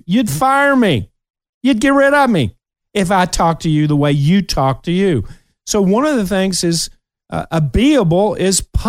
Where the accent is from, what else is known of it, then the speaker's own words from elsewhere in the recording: Kentucky, United States; moved away; I'm still a hillbilly from Kentucky, and I'm very proud of it